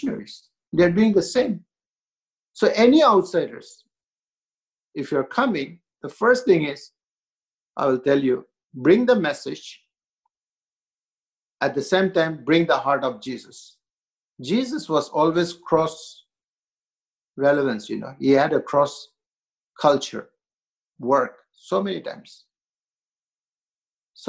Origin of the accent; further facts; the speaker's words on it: India; also born or lived in Northeast India; I'm Indian